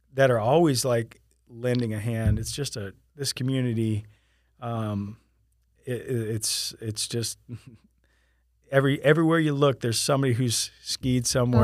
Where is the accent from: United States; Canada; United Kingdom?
United States; Sarasota, Florida; moved away as an adult; now in Winter Haven, United States; I came from Sarasota, Florida, um, and, uh, right after graduating high school in nineteen ninety-three, I, I moved here